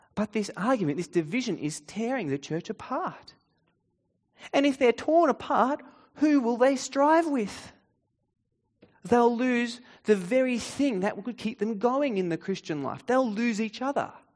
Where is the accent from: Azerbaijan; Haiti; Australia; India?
Australia; In Australian culture, we have a few unspoken rules